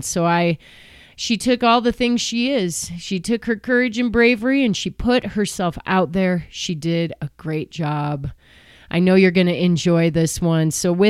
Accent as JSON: {"language": "English", "region": "Illinois", "country": "United States", "tie": "born or raised there", "said": "I grew up in the Chicago suburbs with all the privileges and luxuries I needed to do the things I wanted to do to have the success that I've been able to have."}